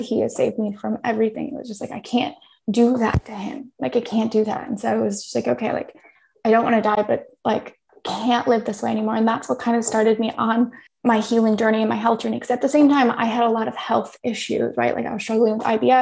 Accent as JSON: {"language": "English", "country": "United States", "also_born_or_lived": "Thailand", "moved": "as an adult"}